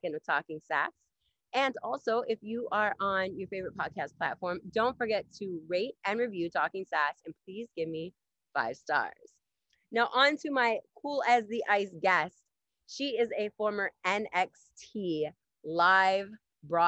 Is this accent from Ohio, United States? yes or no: yes; Ohio, United States; also born or lived in Montreal, Canada; now in Canada; I'm originally from Ohio